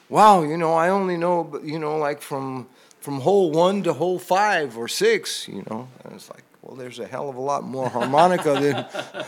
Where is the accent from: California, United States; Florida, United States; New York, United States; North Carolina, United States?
New York, United States; New York City; I was born and raised in New York City